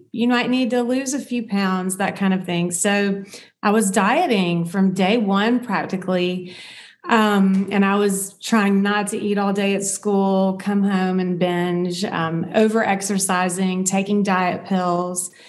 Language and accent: English; the South, United States; growing up in the South, in the United States in the South